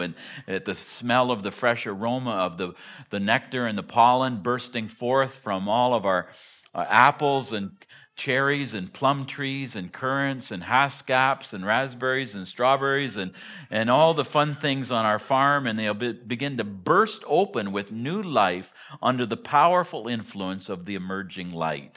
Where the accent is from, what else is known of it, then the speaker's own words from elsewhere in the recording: Hartington, Ontario, Canada; moved away as an adult; also born or lived in Harrowsmith, Ontario / Ottawa; now in Willow, United States; I grew, I grew up in Hardington, Ontario, which is even more in the sticks than Harrowsmith.